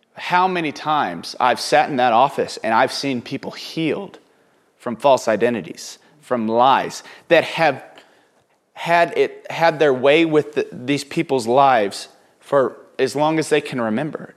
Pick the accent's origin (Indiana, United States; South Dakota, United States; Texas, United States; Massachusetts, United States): Texas, United States; Houston; also born or lived in Oklahoma; growing up in Oklahoma, then Houston, in East Texas